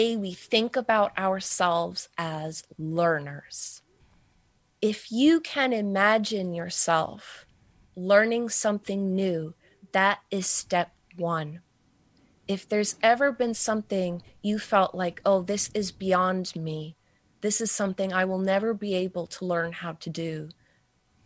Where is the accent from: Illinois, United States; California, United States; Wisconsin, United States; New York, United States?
New York, United States; New York City; I am a New Yorker. I live in Manhattan.